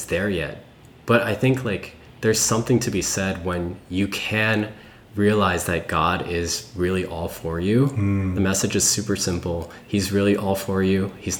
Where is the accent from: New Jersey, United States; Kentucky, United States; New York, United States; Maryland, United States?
New York, United States; born there; I grew up in, well, I was born in New York, but I want to move to the city and maybe experience Manhattan or Brooklyn